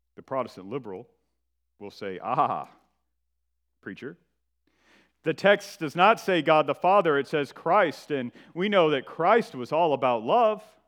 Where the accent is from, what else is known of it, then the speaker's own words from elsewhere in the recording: northern Georgia, United States; moved away; I'm from Georgia, and I am from the northern part of the state in the foothills of the Appalachian Mountains